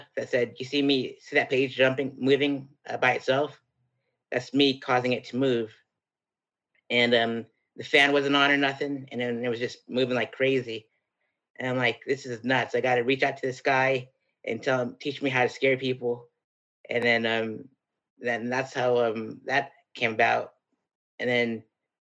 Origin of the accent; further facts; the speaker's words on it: Colorado, United States; I was born and raised in Colorado